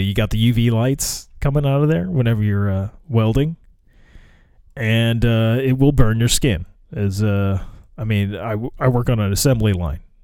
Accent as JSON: {"language": "English", "country": "United States", "said": "I live in America"}